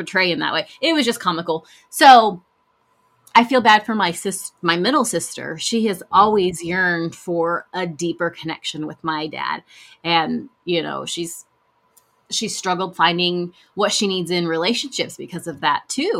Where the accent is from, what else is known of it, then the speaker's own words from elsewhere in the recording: El Reno, Oklahoma, United States; where we grew up in El Reno